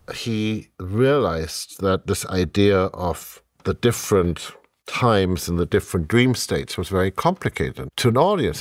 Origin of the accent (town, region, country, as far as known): Germany; English is a second language; moved away